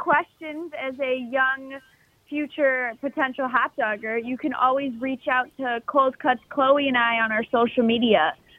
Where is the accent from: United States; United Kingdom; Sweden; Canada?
United States; Midwest; I grew up in the Midwest and remember everyone talking about the Wienermobile.